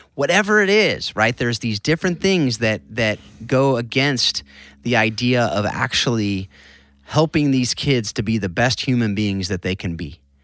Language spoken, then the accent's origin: English; Southern California, United States; I grew up in Southern California